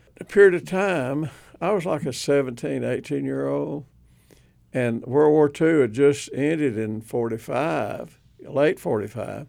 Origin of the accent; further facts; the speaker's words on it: Surgoinsville, Tennessee, United States; moved away as an adult; also born or lived in Tuscaloosa, Alabama; Hawkins County, Tennessee, uh, a place called Sir Goynesville